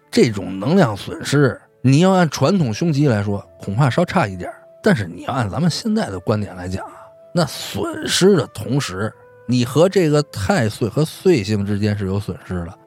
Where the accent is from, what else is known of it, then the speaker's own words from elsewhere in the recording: Beijing, China; 其实在北京，咱们北京的这土话中